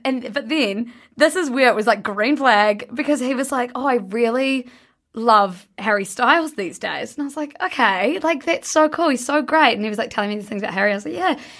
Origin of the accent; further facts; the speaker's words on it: New Zealand; I'm from New Zealand